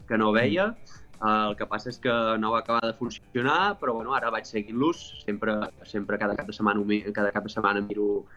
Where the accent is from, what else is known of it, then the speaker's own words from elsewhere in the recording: Palamós, Catalonia, Spain; also born or lived in French Alps; now in France; Jo vaig marxar de Palamós convençudíssim de que tornaria